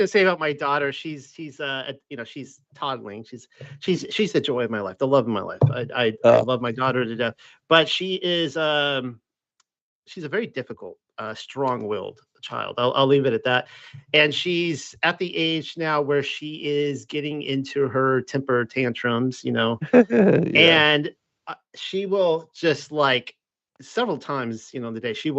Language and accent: English; South Carolina, United States; moved away; also born or lived in Missouri; I'm from South Carolina